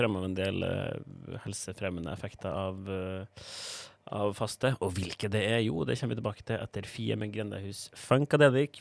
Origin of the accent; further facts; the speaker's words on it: Trondheim, Trøndelag, Norway; moved away; Var hjemme i Trondheim på juleferie